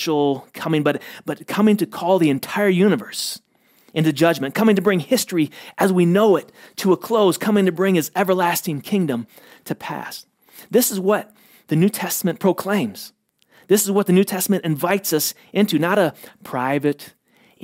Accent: United States; as an American

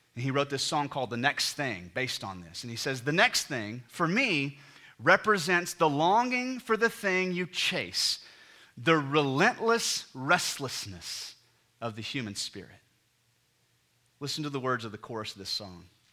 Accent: United States; we're all Americans, and so we grew up in a culture and society that the very D N A of the ethos of American culture is dreaming

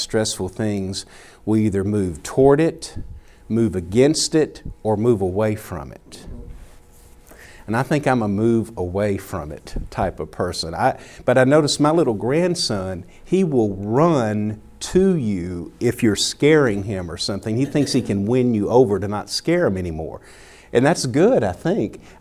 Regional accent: the South, United States; Growing up in the South has affected me, you know, to be a Southern gentleman

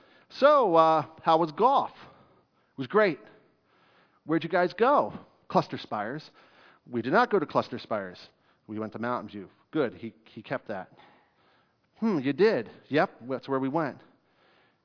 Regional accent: Fairfield, Pennsylvania, United States; I grew up in Fairfield, Pennsylvania

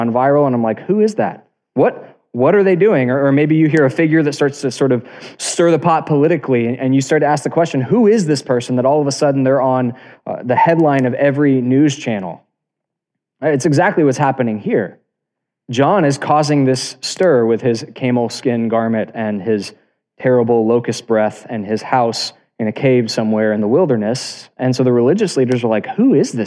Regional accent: South Florida, United States; I was born in South Florida, and I live in the capital of the universe, which is Tampa, Florida

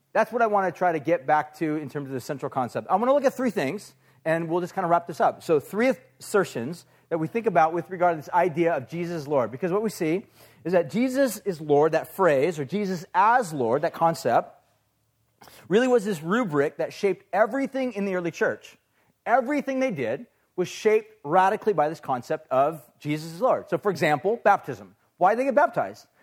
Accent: United States; we as American people

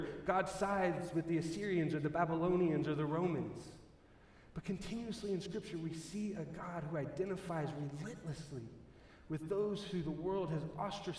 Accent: Texas, United States; now in Colorado, United States; I come from Texas

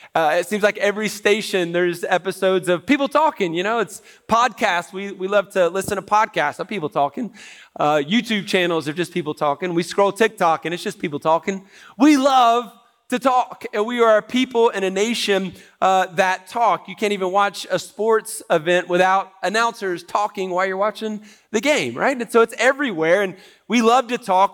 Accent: United States; as Americans

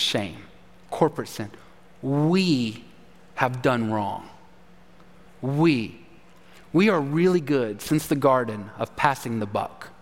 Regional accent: Texas, United States; moved away; I'm a Longhorn. I'm a Texan

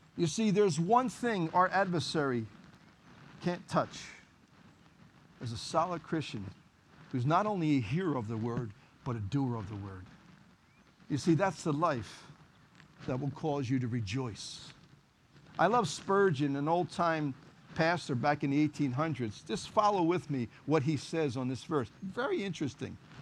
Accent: Philadelphia, Pennsylvania, United States; I was born and raised in Kensington, ran the streets of Kensington

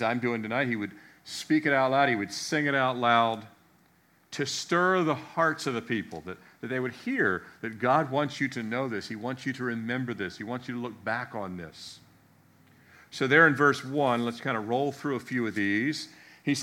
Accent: United States; I grew up outside the Beltway

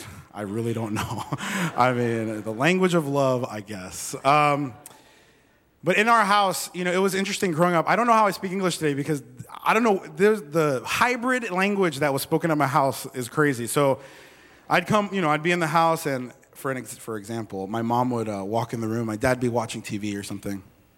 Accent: Las Vegas, Nevada, United States; born there; I was born in Las Vegas to a Korean mom and a Colombian father, and that is me.

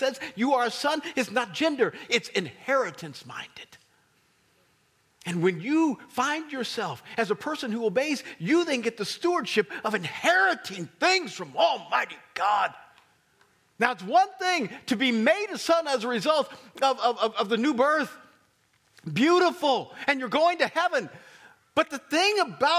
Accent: Kansas City, Missouri, United States; We're from Kansas City.

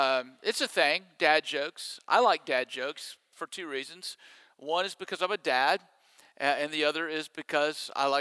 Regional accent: Mississippi, United States; moved away; I grew up in Mississippi, that I went to Ole Miss

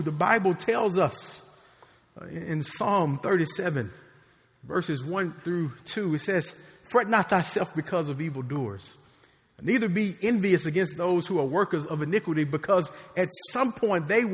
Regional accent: Memphis, Tennessee, United States; I grew up in Memphis

